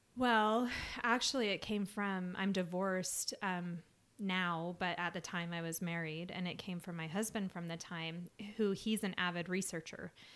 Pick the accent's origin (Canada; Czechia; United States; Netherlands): United States; Salt Lake City, Utah; I grew up in Salt Lake